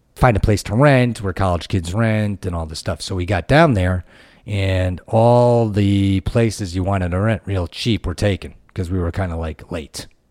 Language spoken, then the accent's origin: English; Connecticut, United States; moved away as an adult; also born or lived in Ohio; I was from Connecticut. I went out to Ohio